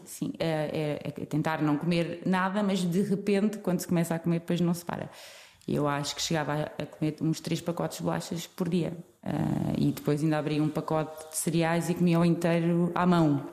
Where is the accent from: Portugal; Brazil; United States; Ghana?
Portugal; somos portugueses